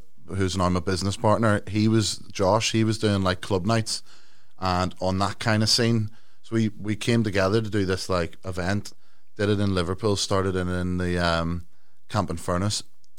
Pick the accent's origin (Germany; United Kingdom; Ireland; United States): Ireland; You know what I mean? Even though I'm from Ireland.